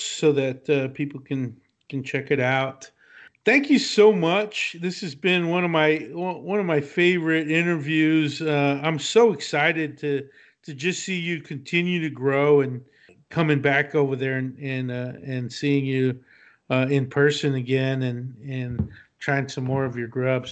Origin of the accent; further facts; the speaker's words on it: Abilene, Texas, United States; I grew up in Abilene, which is West Texas